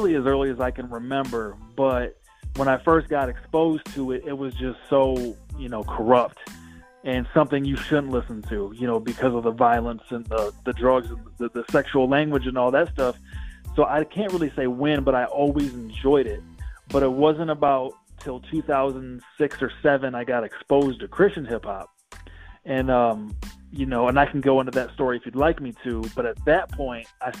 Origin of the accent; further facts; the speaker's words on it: Toledo, Ohio, United States; I'm from Toledo, Ohio